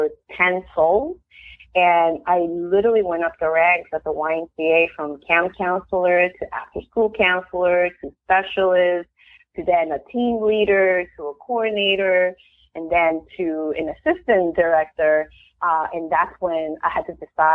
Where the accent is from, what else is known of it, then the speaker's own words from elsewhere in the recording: Peru; also born or lived in Queens, New York / Miami; now in United States; I'm actually from Peru